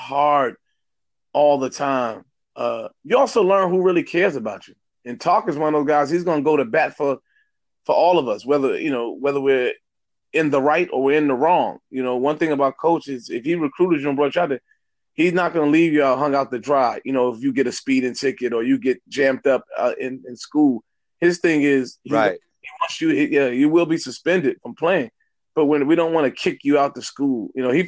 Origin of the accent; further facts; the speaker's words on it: New York City, New York, United States; moved away as an adult; now in Houston, United States; growing up in New York City, man, and growing up in Southside, Drake, Queens